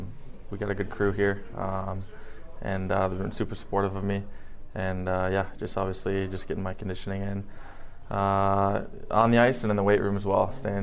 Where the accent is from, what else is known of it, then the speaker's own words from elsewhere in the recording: Chicago, Illinois, United States; moved away; It's my hometown team